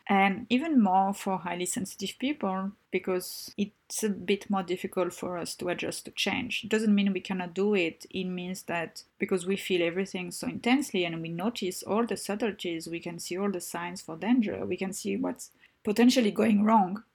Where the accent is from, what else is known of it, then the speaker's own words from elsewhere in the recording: Tunisia; I grew up in Papa, most of my childhood in Tunisia